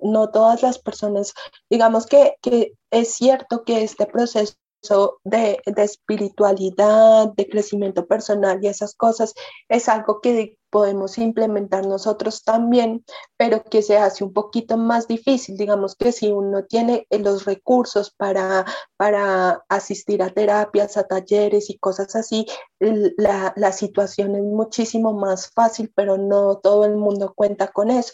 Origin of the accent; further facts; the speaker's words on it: Manizales, Caldas, Colombia; nosotras eh, somos de Manizales, eh, Caldas, Colombia